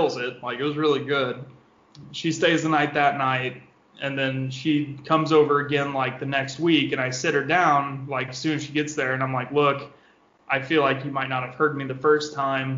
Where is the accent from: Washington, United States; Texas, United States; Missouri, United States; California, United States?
Missouri, United States; Southeast; moved away as an adult; now in St. Louis, United States; I'm originally from Southeast Missouri